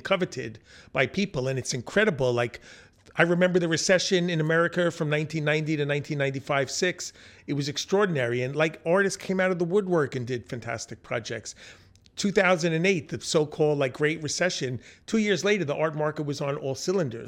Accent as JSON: {"language": "English", "area": "Long Island", "region": "New York", "country": "United States", "tie": "born or raised there", "said": "I grew up in Long Island in the suburbs"}